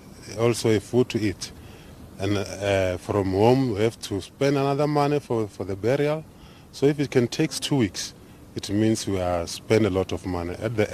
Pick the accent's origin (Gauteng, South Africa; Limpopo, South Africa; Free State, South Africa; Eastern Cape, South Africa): Limpopo, South Africa; Venda; we're coming from Venda.